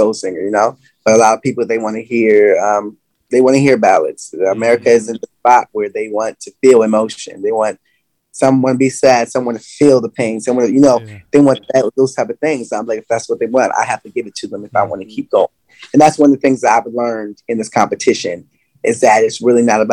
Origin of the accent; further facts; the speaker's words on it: Salisbury, Maryland, United States; I'm from Maryland